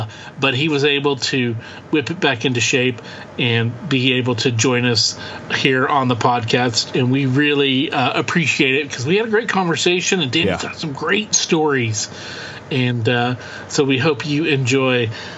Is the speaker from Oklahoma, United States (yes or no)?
yes; Oklahoma, United States; We grew up in Oklahoma, and a lot of Native American population there.